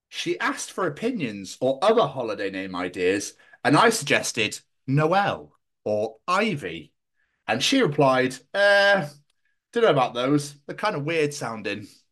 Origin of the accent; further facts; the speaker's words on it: Scotland, United Kingdom; accent: Scottish; I really have not butcher my own fucking accent here